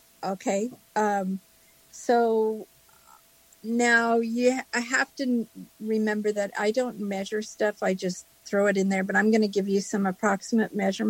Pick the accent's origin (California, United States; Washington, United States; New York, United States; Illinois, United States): California, United States; Los Angeles; I'm from Southern California. The LA area.